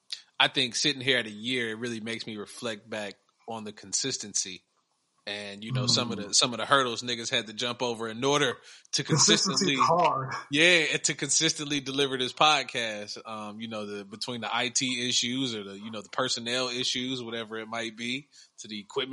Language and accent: English; Columbus, Ohio, United States; now in Arizona, United States; I'm saying what I'm saying from here in Arizona, born and raised in Columbus, Ohio